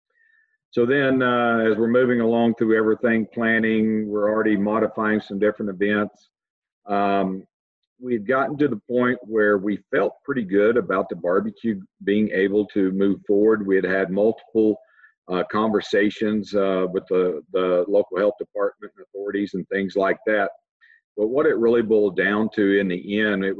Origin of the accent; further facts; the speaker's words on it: Texas, United States; moved away as an adult; I'm originally from Texas. Spent all my life up until this point in Texas. I kind of grew up through the agricultural ranks